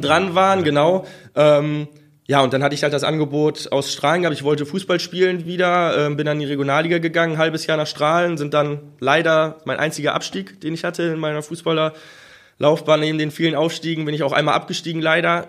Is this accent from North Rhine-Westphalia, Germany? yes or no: yes; Mettmann, North Rhine-Westphalia, Germany; Ich komme selber aus Mettmann, wohne in Mettmann